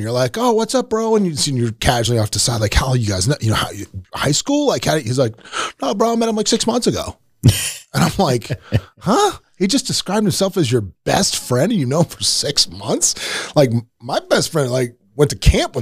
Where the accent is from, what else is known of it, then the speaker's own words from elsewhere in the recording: Florida, United States; moved away as an adult; also born or lived in Royal Oak, Michigan; I was from Florida